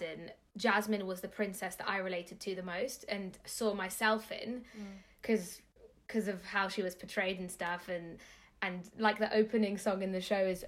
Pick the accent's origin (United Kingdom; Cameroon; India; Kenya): United Kingdom; London; in southwest London, a place called Earls Court.